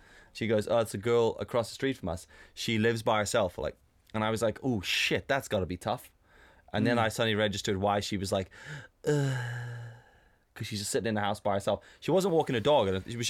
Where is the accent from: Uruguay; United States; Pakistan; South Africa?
South Africa; growing up in South Africa and seeing what the States is like